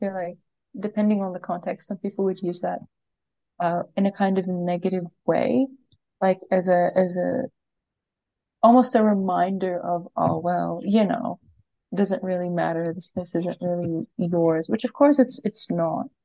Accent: Kuwait; I grew up in Kuwait, uh, and I'm not sure uh, how many people be familiar with this, but basically in the Middle East

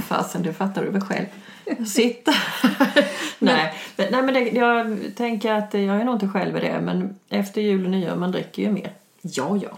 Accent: Urshult, Kronoberg County, Sweden; vi är från Urshult

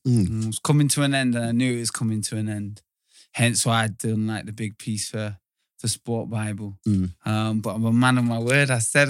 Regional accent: North West England, United Kingdom; also born or lived in Bath; So, yeah, the story is I got brought to Greater Manchester at the same time my mum got sectioned on a psychiatric unit.

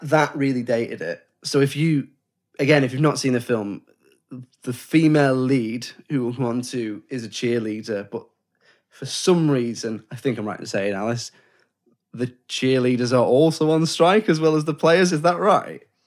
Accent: England, United Kingdom; we're English

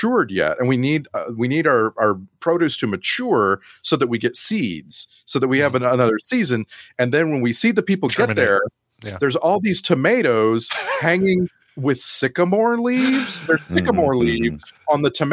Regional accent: United States; also born or lived in Austin, Texas; my little boy growing up in America

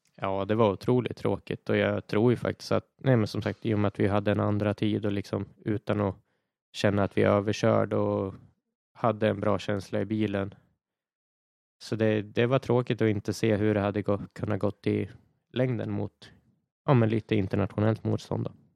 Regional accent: Sweden; här i Sverige

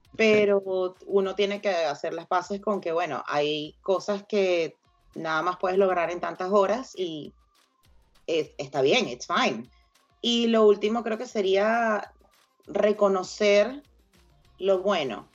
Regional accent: Venezuela; todos somos venezolanos

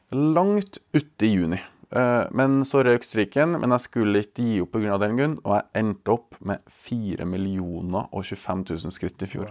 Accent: Verdal, Trøndelag, Norway; Verdalen er da min hjemby, eller hjemplass

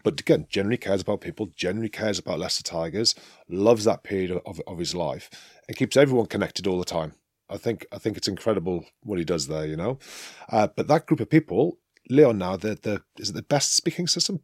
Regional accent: England, United Kingdom; moved away as an adult; now in France; I'm an Englishman, I'm a proud Englishman

